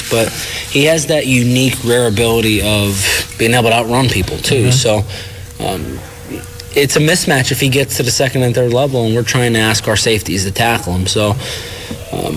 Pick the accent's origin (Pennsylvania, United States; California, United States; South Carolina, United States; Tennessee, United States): Pennsylvania, United States; Shamokin; moved away; I was originally from Shamokin